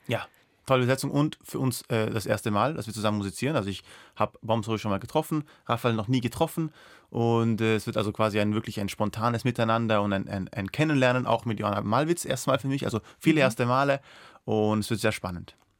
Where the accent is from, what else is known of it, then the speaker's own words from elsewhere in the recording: Austria; first language Persian; German is a second language; Ich als Österreicher